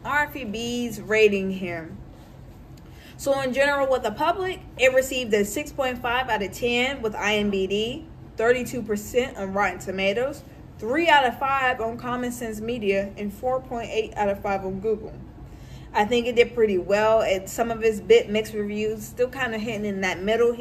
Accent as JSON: {"language": "English", "town": "Louisville", "region": "Kentucky", "country": "United States", "tie": "born or raised there", "said": "I grew up in the West End of Louisville"}